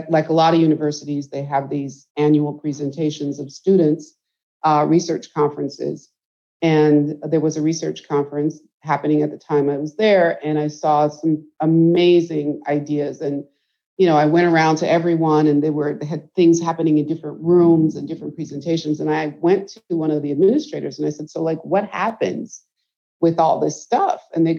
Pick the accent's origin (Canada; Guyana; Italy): Guyana; now in United States; So first of all, I am an immigrant. I came from Guyana, so hence my focus. And I came here in the very early 70s on Christmas Day